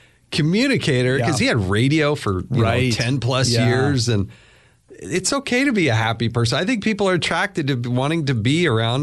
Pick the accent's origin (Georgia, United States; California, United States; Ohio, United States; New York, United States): California, United States; born there; I was probably more of either a 49ers or a Raiders guy because I was born up in Northern California.